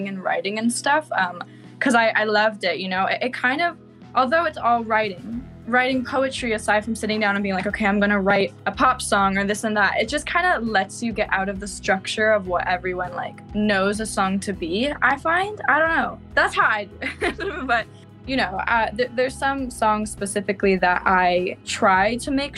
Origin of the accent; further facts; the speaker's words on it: Elora, Ontario, Canada; now in Toronto, Canada; I actually grew up in Elora, Ontario, which is a super little small town